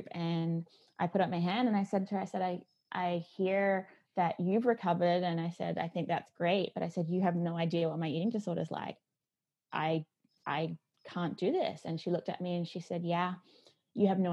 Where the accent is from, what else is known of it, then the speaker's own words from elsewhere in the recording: Australia; moved away; I grew up in Australia